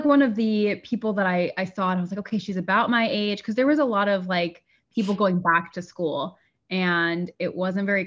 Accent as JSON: {"language": "English", "town": "Sarasota", "region": "Florida", "country": "United States", "tie": "born or raised there", "lives_now": "St. Petersburg, United States", "said": "I grew up in Sarasota"}